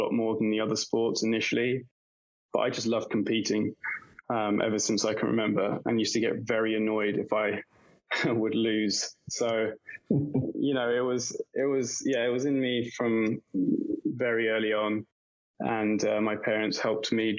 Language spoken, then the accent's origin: English; Kent, South East England, United Kingdom; accent: English; moved away as an adult; also born or lived in Brazil / Oxford; now in New York, United States; I grew up in Kent, in the southeast region of England